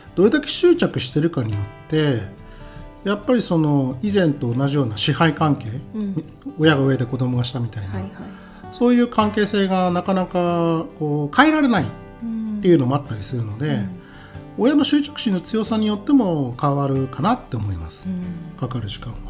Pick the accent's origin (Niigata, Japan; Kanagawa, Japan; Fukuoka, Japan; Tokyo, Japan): Niigata, Japan; 出身は新潟県です